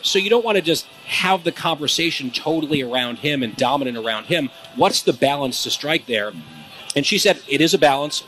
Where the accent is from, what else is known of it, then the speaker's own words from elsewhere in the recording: New Jersey, United States; my home state